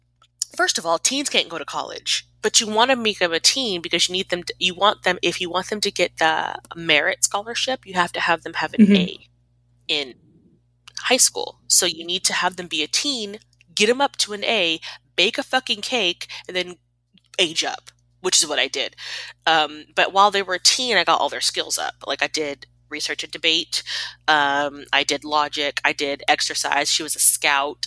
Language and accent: English; Texas, United States